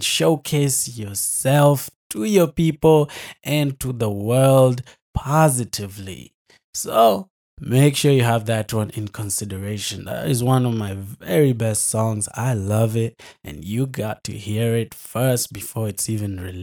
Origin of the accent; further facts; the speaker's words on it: United States; moved away as an adult; now in Nanyuki, Kenya; Having grown up in the USA